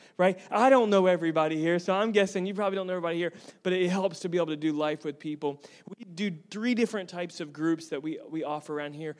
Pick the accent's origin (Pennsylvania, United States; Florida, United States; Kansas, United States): Florida, United States; Tampa; I'm originally from Tampa